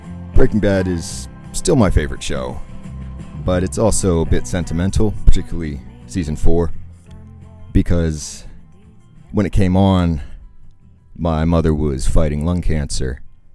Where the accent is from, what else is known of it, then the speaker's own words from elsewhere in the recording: Salisbury, Maryland, United States; I grew up in Salisbury.